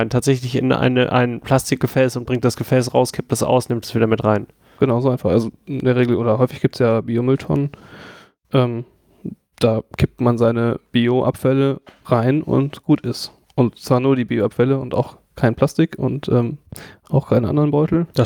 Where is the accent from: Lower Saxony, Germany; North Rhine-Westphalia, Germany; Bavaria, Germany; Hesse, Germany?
Bavaria, Germany; Franconia; moved away; ich komme halt aus, aus Franken